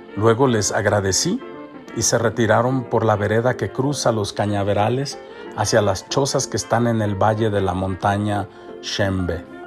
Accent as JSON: {"language": "Spanish", "country": "Mexico", "moved": "yes", "said": "vengo de México"}